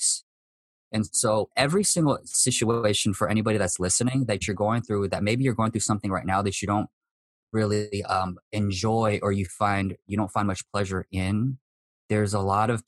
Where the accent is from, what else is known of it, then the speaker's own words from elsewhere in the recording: United States; I'm Japanese American